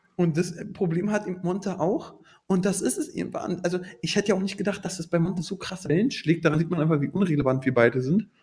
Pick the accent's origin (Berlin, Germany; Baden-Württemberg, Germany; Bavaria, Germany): Berlin, Germany; Ich komme aus Berlin